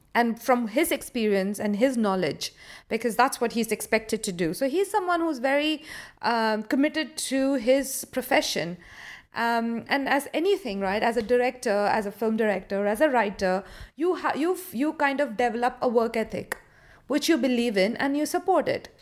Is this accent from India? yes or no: yes; India; now in London, United Kingdom; I am an Indian born director who's, uh, currently living in London.